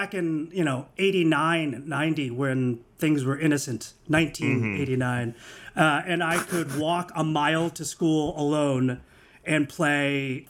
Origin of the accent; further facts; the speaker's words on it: Portland, Maine, United States; a little Asian boy from Maine